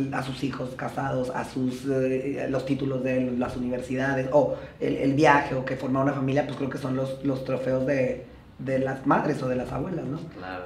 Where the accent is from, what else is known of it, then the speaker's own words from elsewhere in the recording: Jiménez, Chihuahua, Mexico; also born or lived in Torreón, Mexico; now in Mexico City, Mexico; yo nací en Torreón, pero, en Torreón, pero crecí en Jiménez, Chihuahua